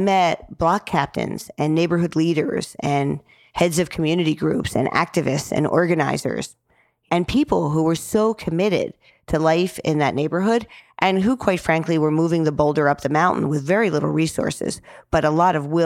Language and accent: English; New Jersey, United States; moved away; I'm 22 from New Jersey